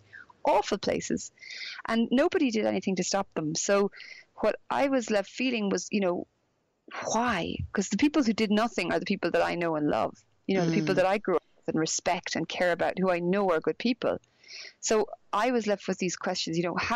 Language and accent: English; Galway, Connacht, Ireland; also born or lived in Dublin; I'm Irish, because I grew up in Ireland